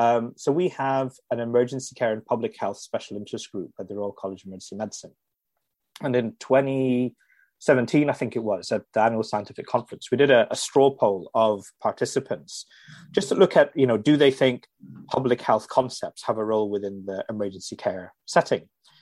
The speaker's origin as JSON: {"language": "English", "region": "Dubai", "country": "United Arab Emirates", "tie": "born or raised there", "said": "I'm Indian by origin, but grew up in Dubai in the Middle East in the 1970s and 80s."}